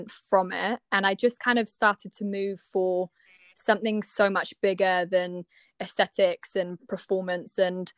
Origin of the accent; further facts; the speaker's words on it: Cornwall, South West England, United Kingdom; moved away as an adult; also born or lived in Bath; So I'm actually from Cornwall, and I kind of always had aspired to be a dancer and had trained lots back home